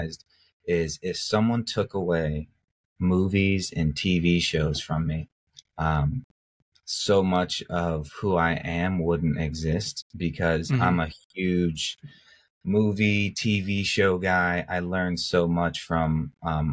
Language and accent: English; Louisville, Colorado, United States; a little kid growing up in Louisville, Colorado